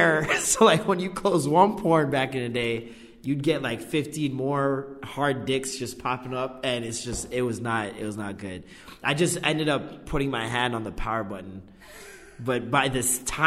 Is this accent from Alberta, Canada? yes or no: no; Vaughan, Ontario, Canada; also born or lived in Oakwood, Toronto / Trethewey, Toronto / Malvern, Toronto; now in Toronto, Canada; the majority of my life in Maple until like I was probably like 19, 20